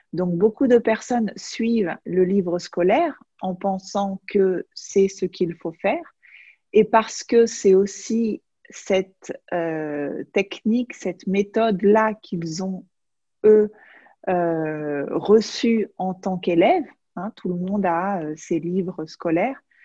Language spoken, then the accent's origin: French; France; now in Majorca, Spain; je suis française, mais j'habite aux îles Baléares à Majorque